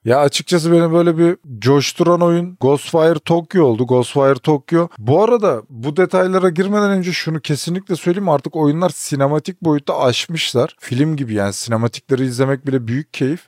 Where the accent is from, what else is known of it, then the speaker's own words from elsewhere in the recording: Turkey; Biz ki Türküz biz. Türkiye'deydik.